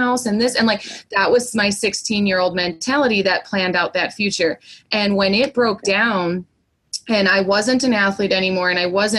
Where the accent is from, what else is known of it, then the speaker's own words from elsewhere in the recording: Indiana, United States; we're both from Indiana